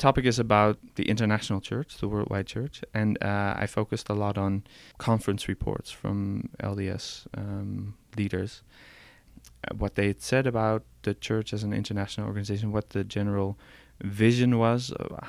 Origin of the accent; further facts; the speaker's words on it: Netherlands; English is a second language; now in Paris, France; I'm from the Netherlands.